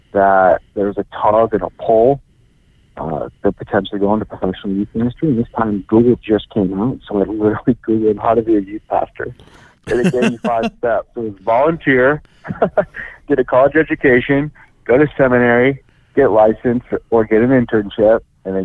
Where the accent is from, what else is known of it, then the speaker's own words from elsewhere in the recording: Minneapolis, Minnesota, United States; moved away; also born or lived in Arizona; I grew up in Minneapolis